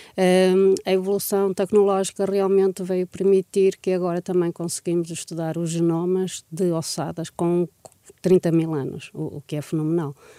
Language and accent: Portuguese; Portugal; nós, como portugueses